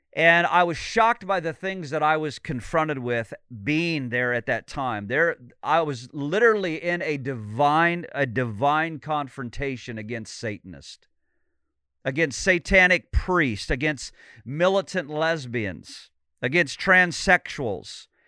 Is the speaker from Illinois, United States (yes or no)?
yes; Illinois, United States; now in Sarasota, United States; I grew up in Illinois, just a few hours south of Chicago.